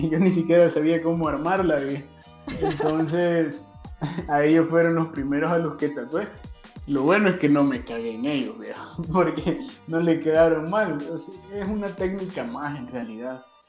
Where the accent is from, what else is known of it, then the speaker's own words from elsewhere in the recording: Mariona, San Salvador, El Salvador; viví prácticamente toda mi infancia en Mariona